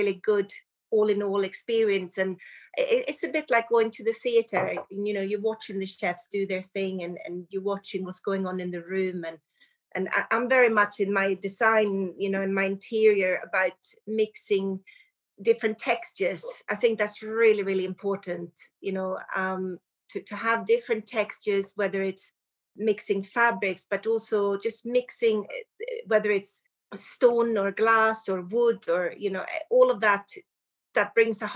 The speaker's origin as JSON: {"language": "English", "country": "Sweden", "also_born_or_lived": "Surrey, England / London", "moved": "as an adult", "lives_now": "United Kingdom", "said": "I'm from Sweden and I came over to the UK to study hotel and restaurant management"}